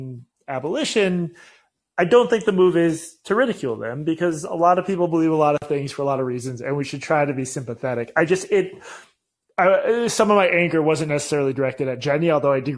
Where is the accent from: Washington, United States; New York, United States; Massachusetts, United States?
Massachusetts, United States; Boston; Growing up in Boston